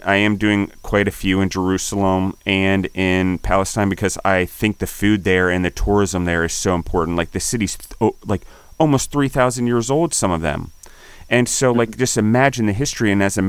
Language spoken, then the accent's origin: English; Naples, Campania, Italy; like in Italy, I'm from Naples, coastal community that had this type of liqueurs and spirits